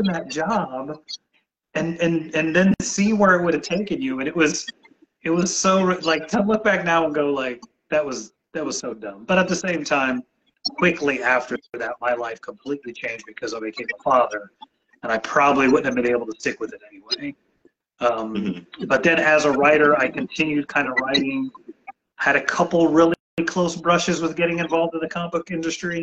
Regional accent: San Antonio, Texas, United States; now in Houston, United States; I was a military brat before. So before second grade, I went to about 10 different elementary schools, lived in about 8 different cities. But when I was 8 years old, we settled in San Antonio, Texas.

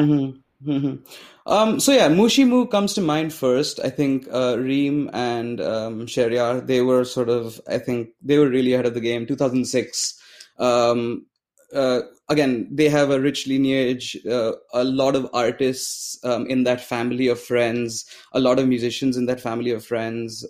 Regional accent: Pune, Maharashtra, India; growing up in Pune

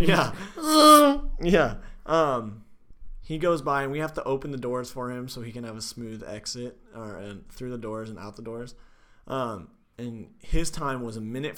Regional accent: California, United States; moved away; my hometown, California

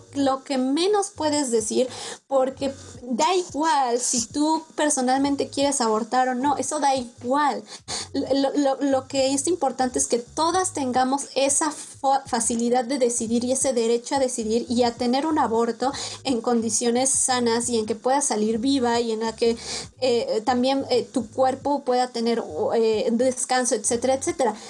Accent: Mexico; also born or lived in Sweden; Como buenos mexicanos

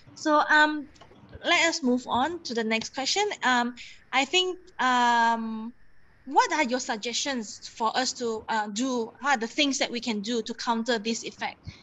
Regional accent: Kuching, Sarawak, Malaysia; moved away as an adult; now in Kuala Lumpur, Malaysia; I'm from Kuching, and and mm-hmm. I I moved here when I was 18

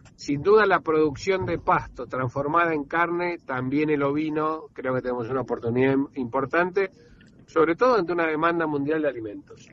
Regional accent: Argentina; como argentinos

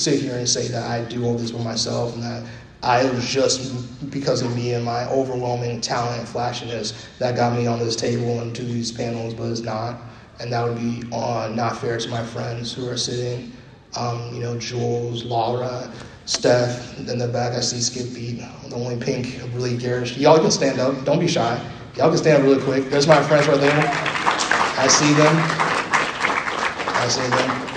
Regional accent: New York City, New York, United States; I'm from New York City

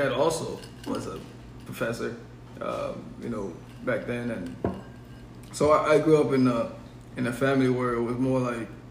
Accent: Haiti; moved away; growing up in Haiti

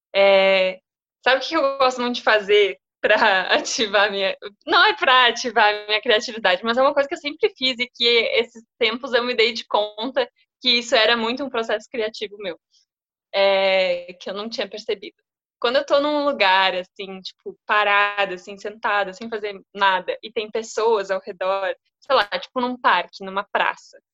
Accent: Rio Grande do Sul, Brazil; moved away as an adult; now in São Paulo, Brazil; sou gaúcha

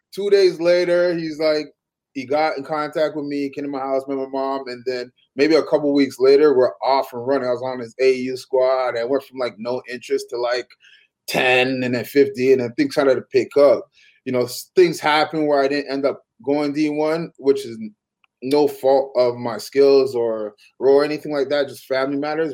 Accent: Toronto, Ontario, Canada; I'm from I'm from Toronto

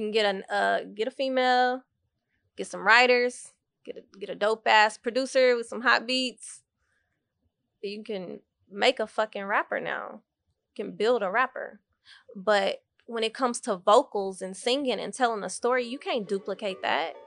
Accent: Dallas, Texas, United States; also born or lived in Waco, Texas; I was born in Waco, Texas. and I moved to Dallas when I was around three years old.

